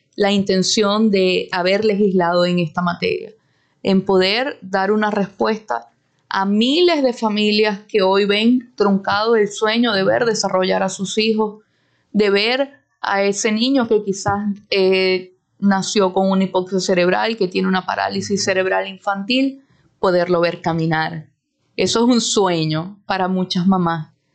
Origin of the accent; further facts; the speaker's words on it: Venezuela; nosotros como venezolanos